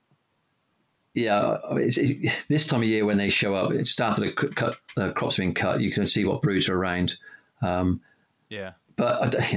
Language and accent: English; the Cotswolds, South West England, United Kingdom; I grew up in the Cotswolds